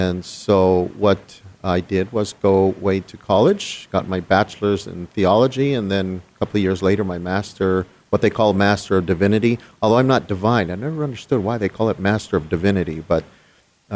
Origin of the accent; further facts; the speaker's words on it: Los Angeles, California, United States; I was born in Los Angeles, that little tiny town called Los Angeles, and grew up there, born there, grew up there, went to high school